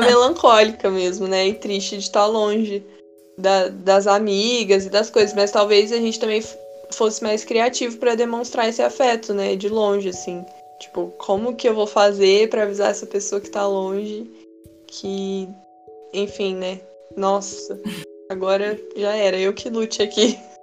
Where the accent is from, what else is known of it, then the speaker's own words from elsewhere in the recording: Minas Gerais, Brazil; also born or lived in Sorocaba, São Paulo; quando a gente voltou a morar em Minas